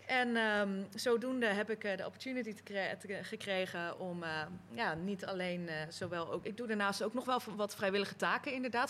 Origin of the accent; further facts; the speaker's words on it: Rotterdam, South Holland, Netherlands; Ik kom uit Rotterdam